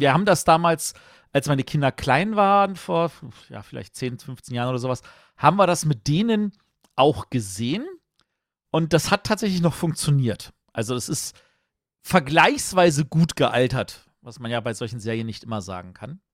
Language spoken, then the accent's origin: German; Berlin, Germany; Ich bin Berliner